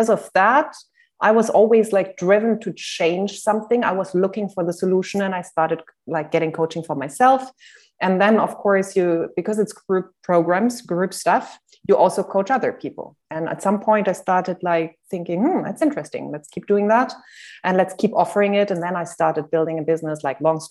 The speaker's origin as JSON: {"language": "English", "country": "Germany", "also_born_or_lived": "Cyprus / Netherlands / Switzerland", "second_language": "English", "moved": "yes", "said": "I am not a native English speaker. I'm from Germany originally, but I live in different countries"}